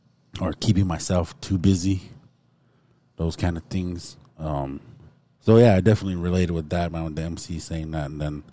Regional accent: Montana, United States; I felt blessed in that moment because we came from Montana.

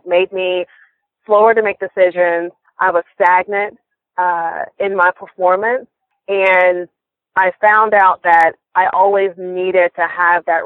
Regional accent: Atlanta, Georgia, United States; moved away as an adult; now in Pensacola, United States; I am originally from Atlanta, Georgia, and I moved here to Pensacola about 7 years ago when I met my husband

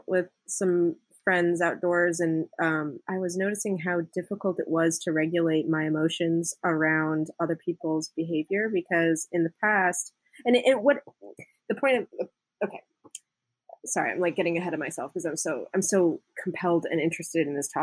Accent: Indiana, United States; moved away; also born or lived in West Coast; I grew up in Indiana and we weren't like real huggy people in the Midwest

